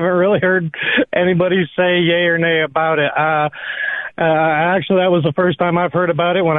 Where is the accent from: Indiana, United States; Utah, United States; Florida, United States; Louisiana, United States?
Indiana, United States; South Bend; Oh, well, I'm a gay conservative Democrat. I grew up in South Bend, Indiana.